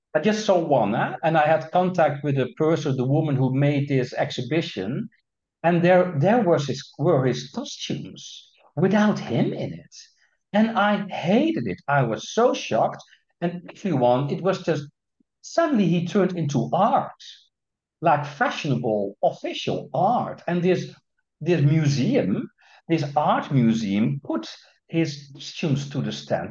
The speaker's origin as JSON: {"language": "English", "country": "Netherlands", "tie": "born or raised there", "said": "I'm Dutch, yeah? So I come and still am from the Netherlands"}